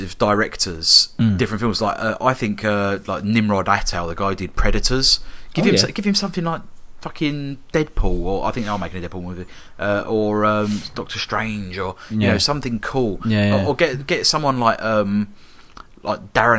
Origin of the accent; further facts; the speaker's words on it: South East England, United Kingdom; born there; I think you'll find, Tom, that I was born in Surrey.